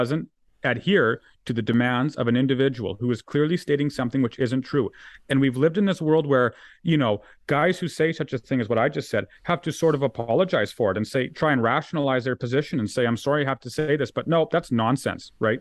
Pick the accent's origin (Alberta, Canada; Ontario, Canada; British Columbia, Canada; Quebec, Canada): Alberta, Canada; we're Albertans.